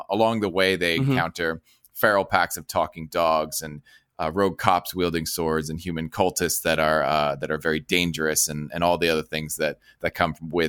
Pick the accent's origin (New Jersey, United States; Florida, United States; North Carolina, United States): New Jersey, United States; I grew up in Jersey.